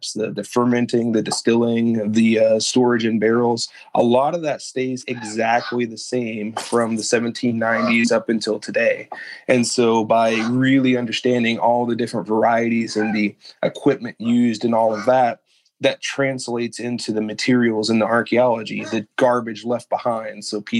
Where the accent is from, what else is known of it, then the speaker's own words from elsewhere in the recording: Kentucky, United States; I'm from Kentucky. I'm an Army brat. My wife and my mom's family's from here.